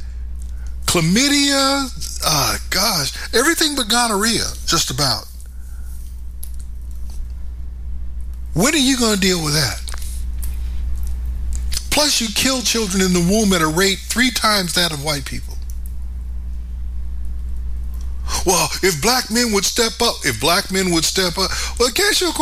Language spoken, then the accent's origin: English; United States; I'm an American.